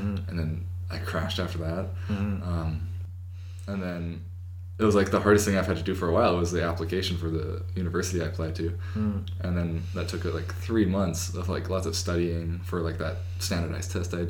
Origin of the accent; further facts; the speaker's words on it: Canada; It's odd being Canadian. Because we're not really Canadian